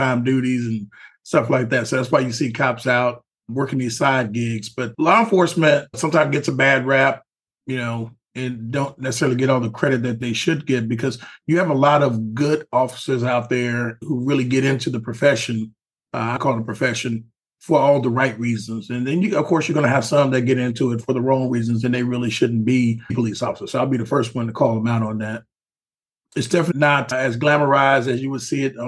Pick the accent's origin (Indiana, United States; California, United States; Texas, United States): Texas, United States; Houston; I'm from Houston. I grew up in the hood, Third Ward